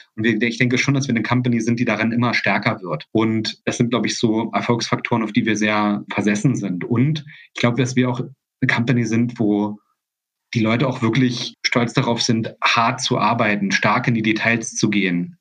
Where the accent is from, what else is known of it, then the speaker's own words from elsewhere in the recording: GDR, East Germany, Germany; Ich komme ja aus einem Land, ich komme ja aus der DDR